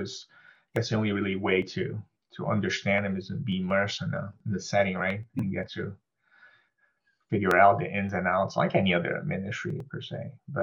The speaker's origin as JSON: {"language": "English", "country": "United States", "tie": "born or raised there", "said": "I'm older. I'm 46. I grew up in New Jersey, New York area."}